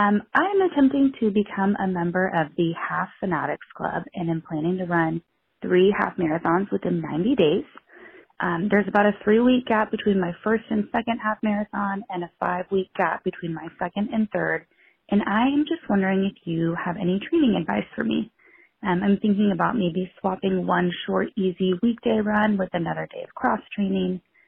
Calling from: Sacramento, California, United States; I'm calling from Sacramento, California.

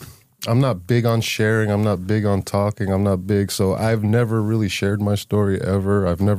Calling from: Holyoke, Massachusetts, United States; So today I'm coming from Holyoke, Massachusetts.

